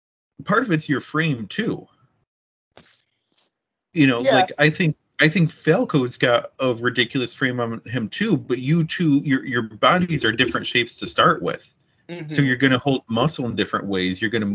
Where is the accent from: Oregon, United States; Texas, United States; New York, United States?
New York, United States; Watertown; born or raised there; also born or lived in Long Island; now in Rome, United States